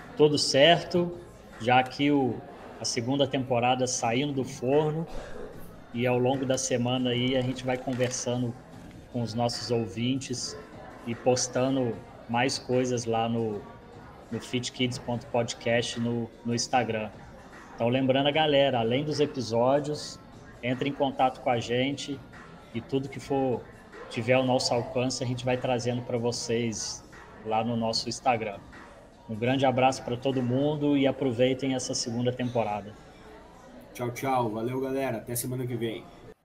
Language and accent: Portuguese; Juiz de Fora, Minas Gerais, Brazil; now in Juazeiro, Brazil; Juiz de Fora é minha cidade natal